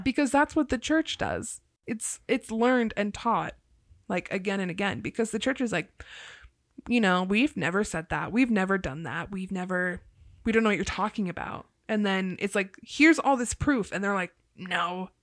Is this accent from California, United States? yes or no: no; Ohio, United States; I'm from Ohio